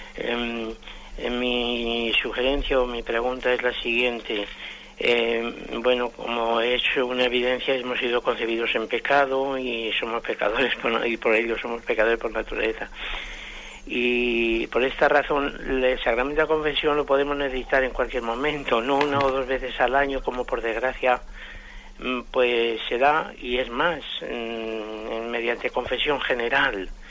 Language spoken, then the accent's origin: Spanish; Madrid, Community of Madrid, Spain; yo soy de Madrid